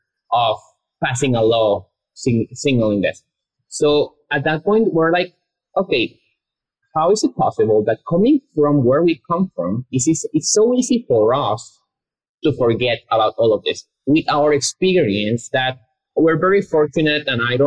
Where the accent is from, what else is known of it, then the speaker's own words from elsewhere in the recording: Guatemala; moved away as an adult; now in Austin, United States; we came from Guatemala, which is a very conservative country, a Catholic country. Like, we both went to all boys Catholic schools